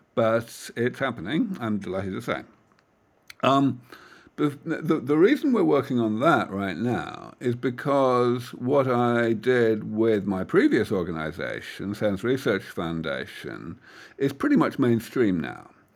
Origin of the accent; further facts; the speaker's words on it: United Kingdom; moved away as an adult; now in California Bay Area, United States; I am from that far off place called the rest of the world, um, from the U K.